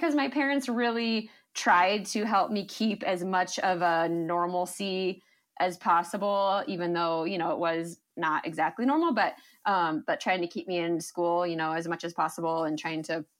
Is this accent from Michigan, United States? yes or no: yes; Michigan, United States; also born or lived in New Jersey / Colorado; I was born in New Jersey, which is funny because I only lived there for a couple of years. So it's not a place I remember. But most of my years were spent in Michigan and Colorado.